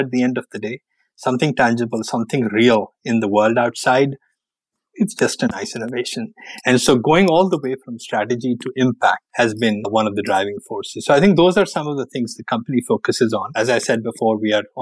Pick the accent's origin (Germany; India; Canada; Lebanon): India; moved away as an adult; now in United States; I did grow up in India, spent my first 21 years or so there